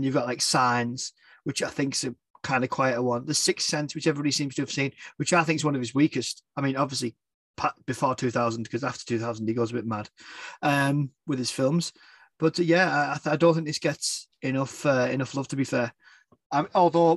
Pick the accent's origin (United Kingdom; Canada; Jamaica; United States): United Kingdom; the north of England; A waffler from Northern England